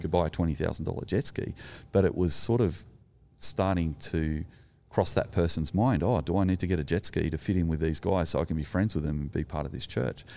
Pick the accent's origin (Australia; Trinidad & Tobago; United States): Australia; as an Australian